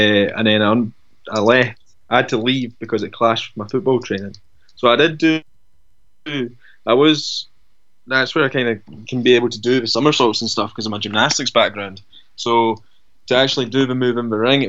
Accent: Dunfermline, Scotland, United Kingdom; I grew up in Dunfermline

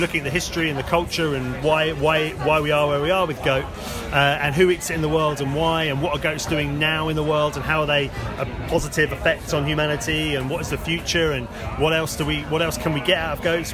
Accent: Axminster, South West England, United Kingdom; moved away as an adult; also born or lived in London; I grew up in Devon. Me and my partner moved back to where I grew up

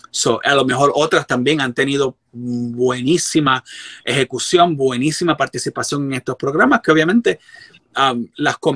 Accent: Puerto Rico; moved away; Yo recibí terapia porque también yo llegué de Puerto Rico, yo llegué bien roto

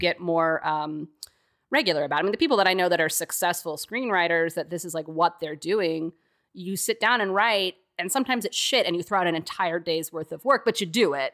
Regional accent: Texas, United States; moved away; as a Texan, too, who didn't grow up in the snow

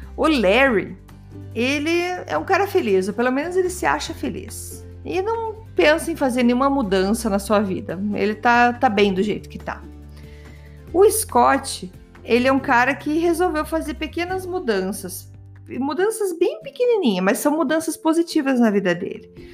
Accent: Brazil; eu sou brasileira

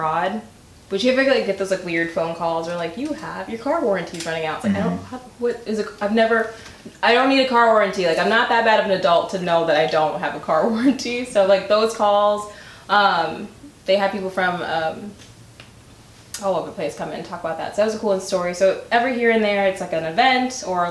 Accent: Racine, Wisconsin, United States; I'm not from Milwaukee, I'm from Racine

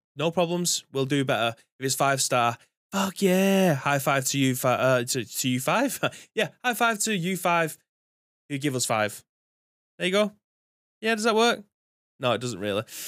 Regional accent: England, United Kingdom; being an Englishman

